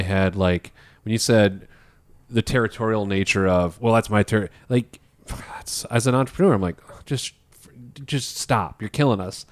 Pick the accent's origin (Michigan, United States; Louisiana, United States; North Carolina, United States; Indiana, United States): Indiana, United States; Indianapolis; I went to Pike High School in Indianapolis.